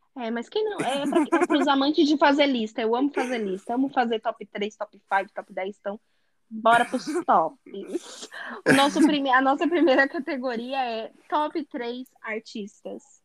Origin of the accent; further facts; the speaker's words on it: Brazil; moved away; also born or lived in Europe; eu sou do Brasil